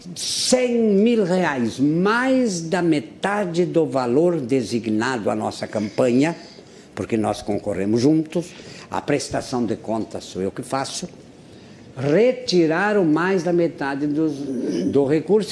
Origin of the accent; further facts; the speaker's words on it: Anta Gorda, Rio Grande do Sul, Brazil; em Antagorda, doutor Ricardo, que é a minha terra natal